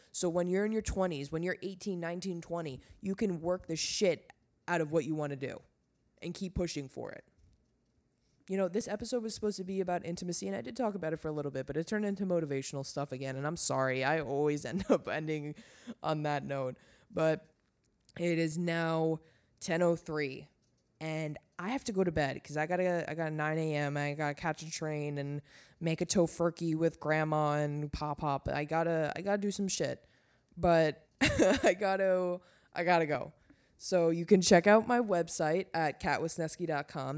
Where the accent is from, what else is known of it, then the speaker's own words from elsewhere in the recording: Long Island, New York, United States; moved away; I'm never coming back to Long Island